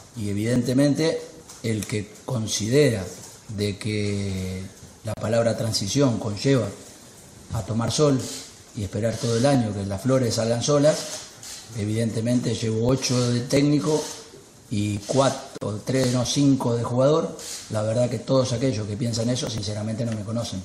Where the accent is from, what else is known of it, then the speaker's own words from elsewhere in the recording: Argentina; Yo soy argentino